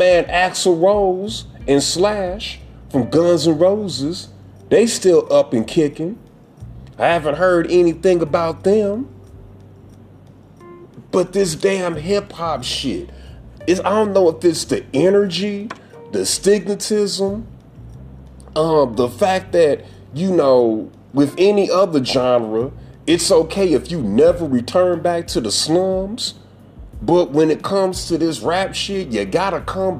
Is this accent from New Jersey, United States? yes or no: no; St. Louis, Missouri, United States; I am from St. Louis, Missouri